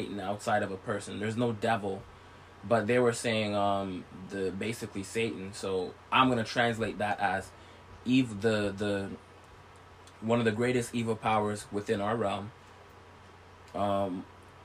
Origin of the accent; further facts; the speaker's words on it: St. Vincent & Grenadines; I was born in St. Vincent